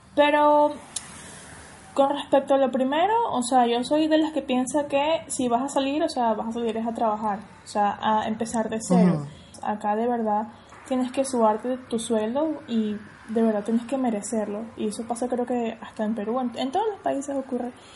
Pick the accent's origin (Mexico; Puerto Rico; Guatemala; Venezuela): Venezuela; Caracas, Capital District; moved away as an adult; now in Argentina; yo que soy de Caracas